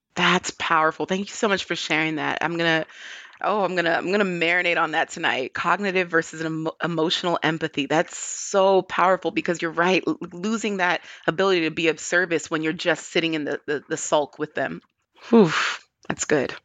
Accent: Hayward, California, United States; moved away; my home city. where I grew up in Hayward, California.

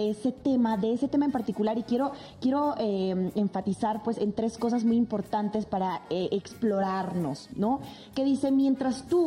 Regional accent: Mexico; hablando de las cuestiones culturales de nuestro México, ¿qué crees que nos haga falta como mexicanos para poder ahora sí abrirnos?

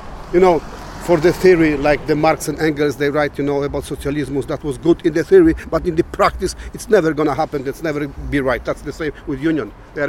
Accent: Poland; English is a second language; moved away as an adult; now in Ely, United Kingdom; I'm from Poland.

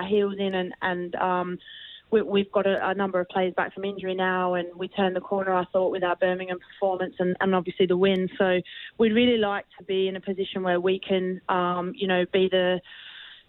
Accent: Australia; moved away; growing up in Australia

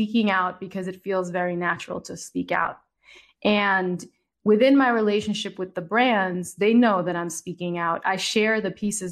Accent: Jamaica; moved away; also born or lived in United States / Italy; I'm a Jamaican girl who's lived in the United States, who's lived in Italy

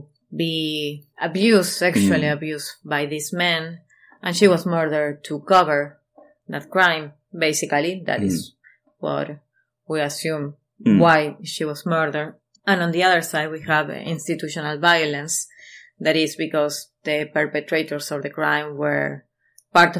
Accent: Argentina

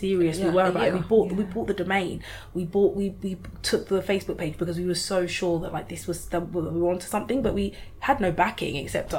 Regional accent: Lagos, Nigeria; born there; Just born in Lagos. Like, I haven't been there since 2012.

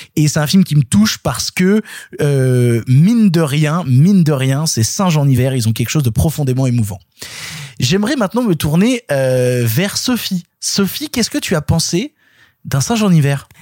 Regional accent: Ardèche, Auvergne-Rhône-Alpes, France; moved away; moi à la base je viens d'Ardèche c'est-à-dire que moi à la base tout mon terroir toute ma culture elle est du fin fond de l'Ardèche

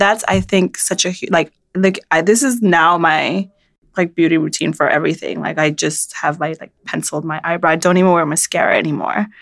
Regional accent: New York City, New York, United States; moved away as an adult; now in Paris, France; everything that I like love about being a New Yorker

